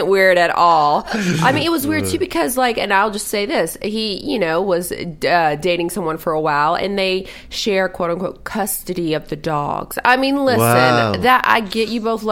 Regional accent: the South, United States; now in Los Angeles, United States; I'm from the South

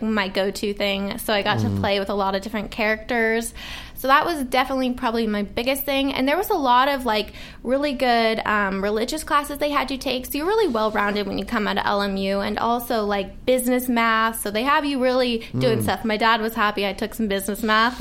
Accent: Sonoma County, California, United States; now in Los Angeles, United States; I was born and raised in Sonoma County, so I grew up there

